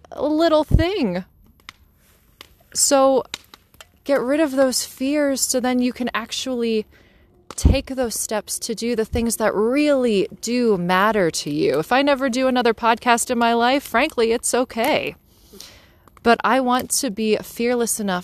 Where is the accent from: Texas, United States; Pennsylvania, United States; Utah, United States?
Pennsylvania, United States; Johnstown; from Johnstown, Pennsylvania